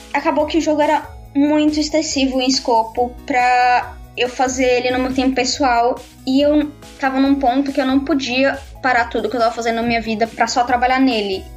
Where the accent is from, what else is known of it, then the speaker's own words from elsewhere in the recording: Brazil; moved away as an adult; also born or lived in Canada; now in London, United Kingdom; eu ainda sou brasileira